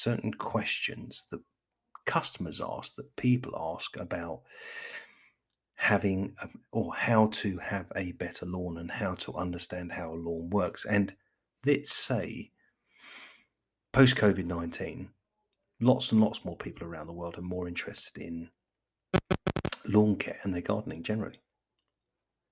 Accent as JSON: {"language": "English", "region": "England", "country": "United Kingdom", "said": "I'm English"}